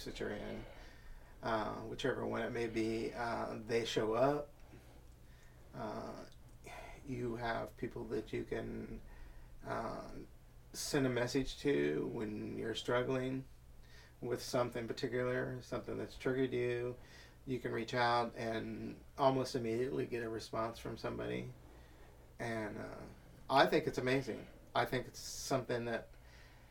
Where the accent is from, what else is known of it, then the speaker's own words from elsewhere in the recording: Indiana, United States; now in Seattle, United States; the way I grew up in Indiana.